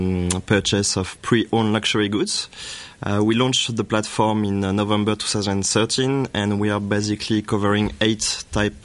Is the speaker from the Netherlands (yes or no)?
no; France; moved away as an adult; also born or lived in Korea; now in Hong Kong; I'm originally from France, and I've been in Asia for quite a long time.